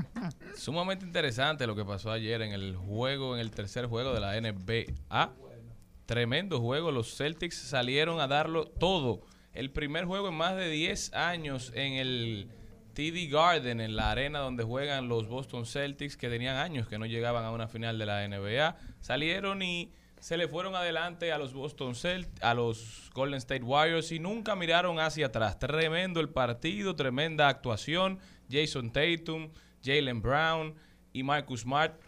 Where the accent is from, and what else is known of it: Dominican Republic